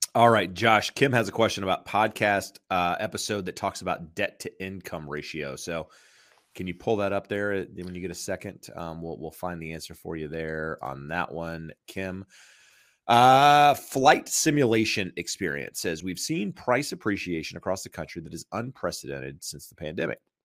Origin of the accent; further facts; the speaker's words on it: North Carolina, United States; I'm from North Carolina, so we think we say things weird